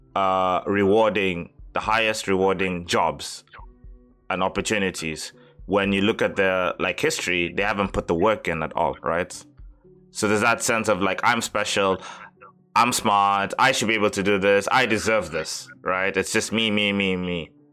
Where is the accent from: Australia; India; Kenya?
Kenya; Mombasa, Mombasa County; also born or lived in Kyushu, Japan; now in Japan; growing up in Mombasa